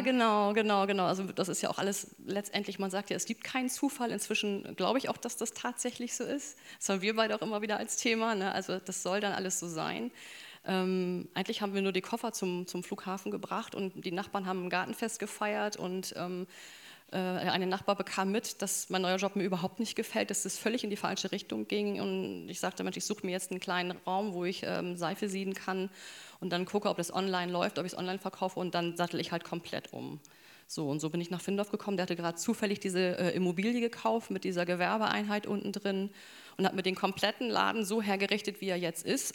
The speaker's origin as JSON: {"language": "German", "town": "Bremerhaven", "region": "Bremen", "country": "Germany", "tie": "born or raised there", "said": "ich bin im Bremerhaven groß geworden"}